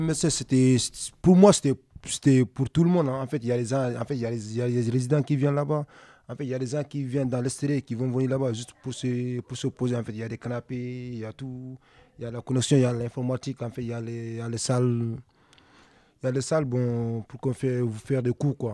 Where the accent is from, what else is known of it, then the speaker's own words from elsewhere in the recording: Dakar, Senegal; now in France; je viens du Sénégal, plus précisément Dakar